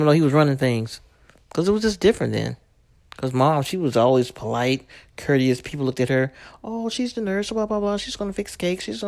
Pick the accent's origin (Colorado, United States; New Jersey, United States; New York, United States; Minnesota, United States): New York, United States; New York City; me growing up in Brooklyn